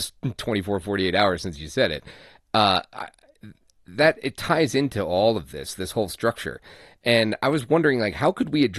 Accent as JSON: {"language": "English", "country": "Ireland", "moved": "yes", "said": "being Irish"}